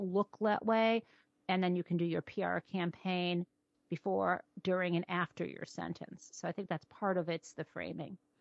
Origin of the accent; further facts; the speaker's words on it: suburb northwest of Detroit, Michigan, United States; I grew up in Michigan in sort of an upper middle class suburb, northwest of Detroit